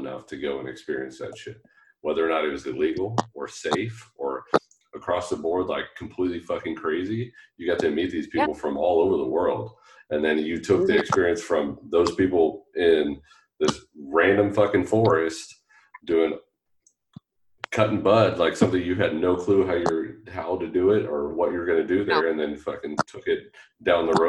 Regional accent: Sacramento, California, United States; growing up in Sacramento

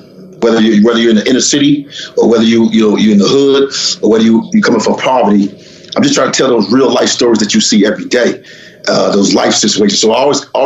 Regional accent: Los Angeles, California, United States; I grew up in South Central LA. So South Central Los Angeles

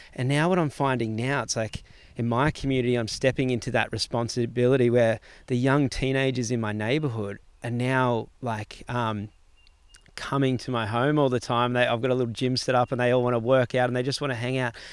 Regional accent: Gold Coast, Queensland, Australia; growing up in Palm Beach on the Gold Coast, and I was in the Palm Beach Board Riders

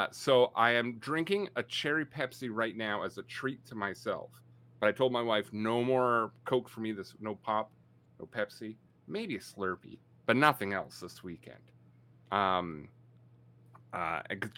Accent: Canada; I'm Canadian.

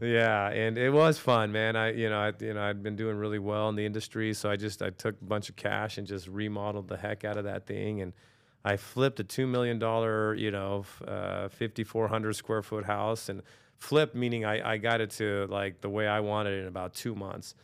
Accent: Norwalk, California, United States; also born or lived in New York; I grew up in Norwalk

